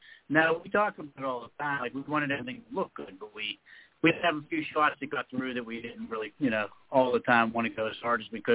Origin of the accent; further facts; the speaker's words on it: Pittsburgh, Pennsylvania, United States; I'm from Pittsburgh, Pennsylvania. I still live in Pittsburgh.